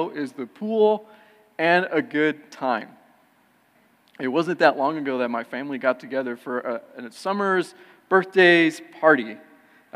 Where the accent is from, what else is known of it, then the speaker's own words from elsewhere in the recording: California, United States; moved away as an adult; I was born and raised in California and came out here later on in life